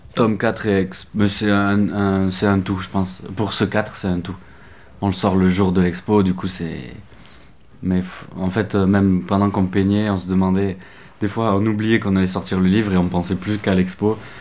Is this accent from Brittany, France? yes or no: no; Lot, Occitania, France; on est originaire du Lot